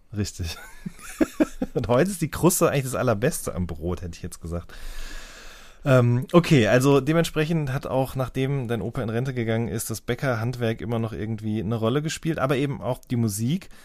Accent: Ruhr area, North Rhine-Westphalia, Germany; now in Baden-Württemberg, Germany; ich komme ja ursprünglich aus dem Ruhrgebiet

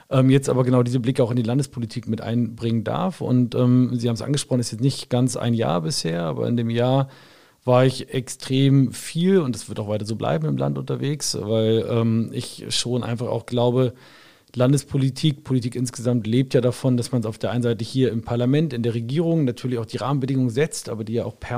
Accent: Wolfsburg, Lower Saxony, Germany; born or raised there

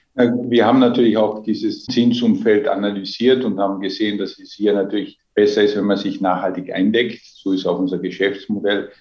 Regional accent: Austria; Als Österreicher

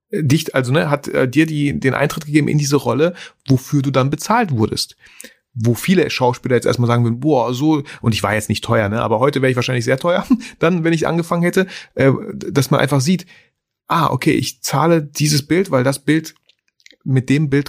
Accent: Germany; also born or lived in Kazakhstan; ich bin in Kasachstan geboren

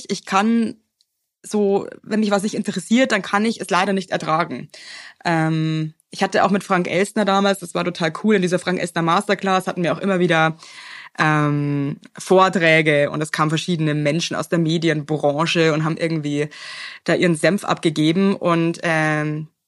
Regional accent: Bavaria, Germany; ich komme halt aus Bayern, da ist ja schon alles ein bisschen religiös, ja.

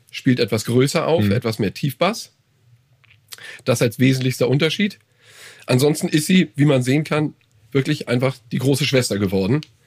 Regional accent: Hamburg, Germany; ich bin aus Hamburg. Also, aus dem ja. Vorort von Hamburg, wohne aber da.

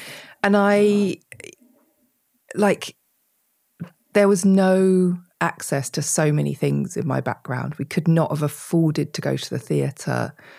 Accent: United Kingdom; which we absolutely hate talking about being British.

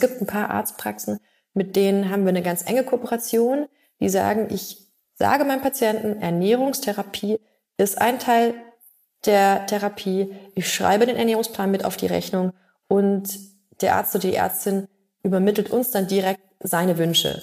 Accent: Bavaria, Germany; bei uns in Bayern

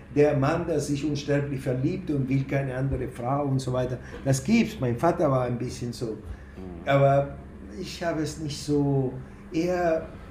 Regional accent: Buenos Aires, Argentina; now in Germany; ich komme aus Argentinien, sozialisiert in Buenos Aires, Jude

